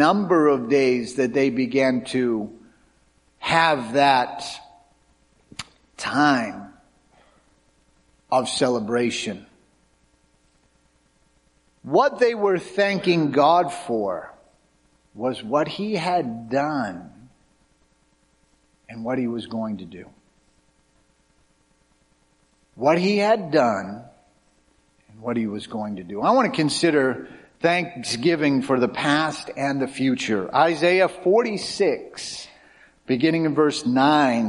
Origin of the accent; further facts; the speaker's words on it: Cape Cod, Massachusetts, United States; growing up on Cape Cod, where my wife and I grew up